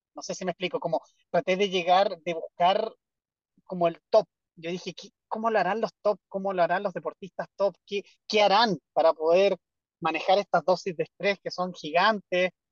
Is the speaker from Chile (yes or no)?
yes; Chile; also born or lived in Europe; yo me fui prácticamente recién titulado de Chile. Y trabajé en Europa cinco años, seis, no, como más años, como siete años. Y me devolví a Chile a trabajar